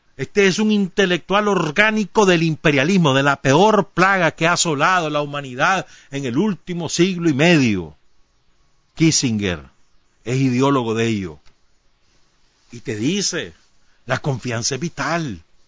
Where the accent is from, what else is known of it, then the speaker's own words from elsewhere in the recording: Nicaragua; cómo somos los nicas